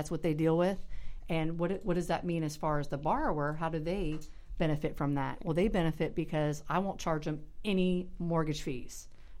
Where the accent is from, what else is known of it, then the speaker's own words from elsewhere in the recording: Melbourne, Florida, United States; I am a Melbourneite, born and raised in Brevard County. And I do say Melbourne-ing.